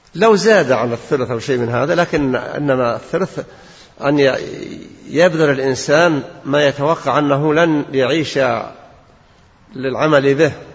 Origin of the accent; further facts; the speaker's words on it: Najd, Saudi Arabia; عندنا في نجد